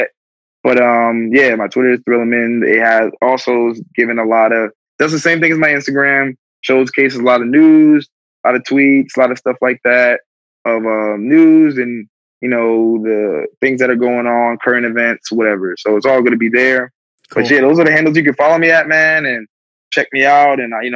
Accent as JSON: {"language": "English", "town": "Plainfield", "region": "New Jersey", "country": "United States", "tie": "born or raised there", "said": "the street that I grew up on in Plainfield, New Jersey."}